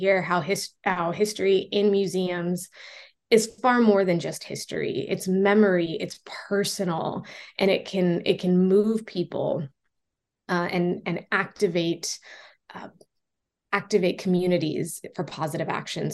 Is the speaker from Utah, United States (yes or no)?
no; Los Angeles, California, United States; moved away as an adult; also born or lived in Long Beach, California; now in Liverpool, United Kingdom; I actually come from Los Angeles, California. I've been out in the UK for about 8 years now